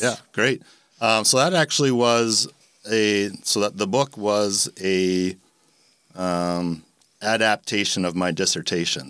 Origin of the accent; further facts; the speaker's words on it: Canada; moved away as an adult; also born or lived in Milwaukee, Wisconsin / Rochester; now in Jacksonville, United States; I grew up in Canada